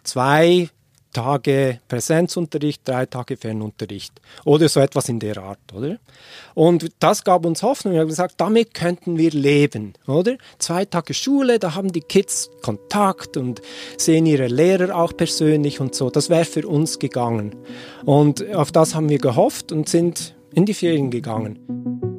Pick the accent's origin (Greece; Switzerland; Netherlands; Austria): Switzerland; moved away as an adult; also born or lived in Washington, United States; ich als Schweizer mit den beiden Kindern in die Schweiz kommen würde